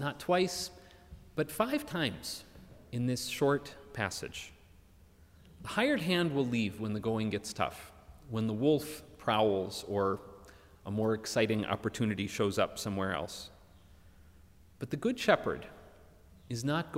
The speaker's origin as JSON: {"language": "English", "town": "Minneapolis", "region": "Minnesota", "country": "United States", "tie": "born or raised there", "moved": "yes", "said": "my hometown of Minneapolis"}